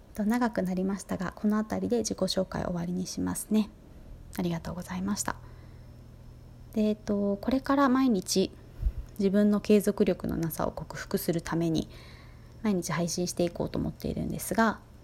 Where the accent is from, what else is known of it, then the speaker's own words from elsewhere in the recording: Fukuoka, Japan; moved away as an adult; also born or lived in Paris; now in Tokyo, Japan; 福岡県出身で中学生まではバスケットボール一筋